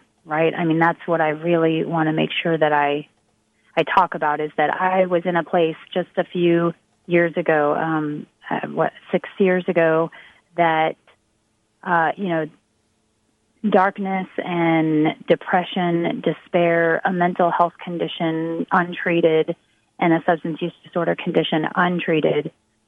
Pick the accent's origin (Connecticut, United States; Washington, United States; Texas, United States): Texas, United States; here in my home state